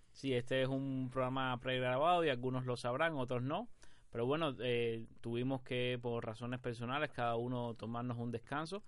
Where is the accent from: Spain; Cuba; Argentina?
Cuba; Somos un trío de tuiteros cubanos